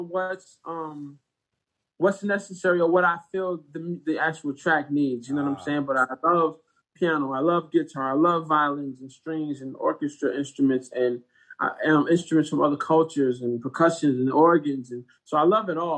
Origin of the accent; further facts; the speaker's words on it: Detroit, Michigan, United States; I grew up in Detroit, Michigan